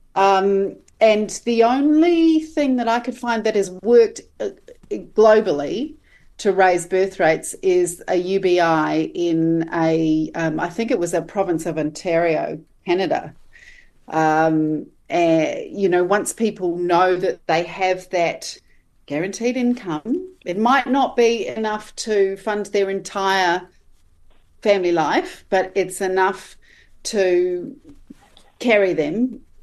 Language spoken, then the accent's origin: English; Australia; now in New Zealand; as an Australian